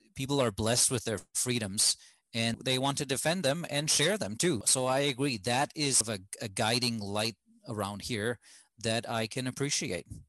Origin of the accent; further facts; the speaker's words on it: Germany; moved away as an adult; now in United States; back home in germany I grew up in a fairly homogeneous society